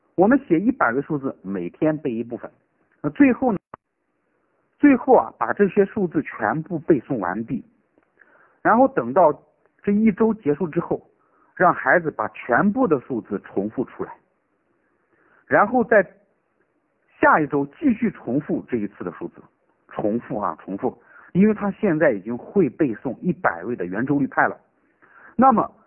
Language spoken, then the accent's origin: Chinese; Shaanxi, China; now in Chengdu, China; 我的老家呢是陕西的，我是成都的老师